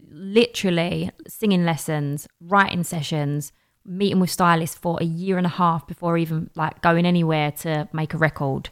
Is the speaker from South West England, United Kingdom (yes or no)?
no; London, United Kingdom; accent: Cockney; I'm from Bow.